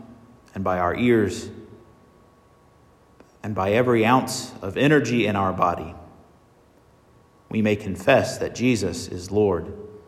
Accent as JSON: {"language": "English", "region": "North Carolina", "country": "United States", "tie": "born or raised there", "said": "The congregation where I was raised in North Carolina is called Bethpage."}